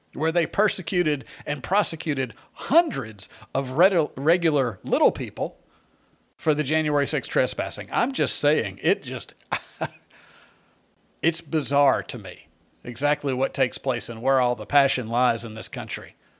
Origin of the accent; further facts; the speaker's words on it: Long Island, New York, United States; I was born in, uh, on Long Island